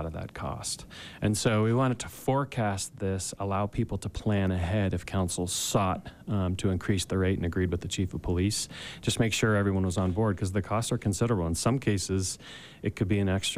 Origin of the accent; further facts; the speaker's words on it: East Coast, United States; now in Park City, United States; I'm originally from the East Coast